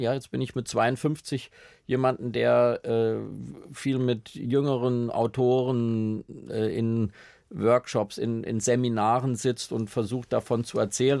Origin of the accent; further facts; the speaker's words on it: Schlitz, Hesse, Germany; now in Berlin, Germany; bei uns in Schlitz in der Familie oder in der Straße